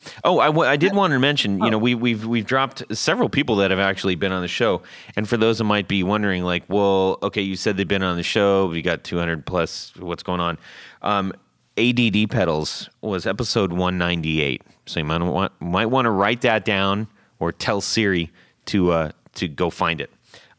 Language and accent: English; California, United States; when I was living in where I grew up in Orange County